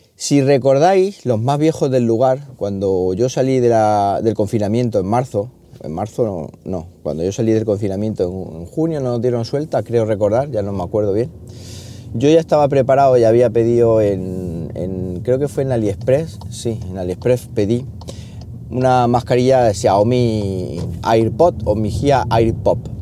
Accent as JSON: {"language": "Spanish", "town": "Siles", "region": "Andalusia", "country": "Spain", "moved": "as an adult", "lives_now": "Linares, Spain", "said": "de Siles, de mi pueblo"}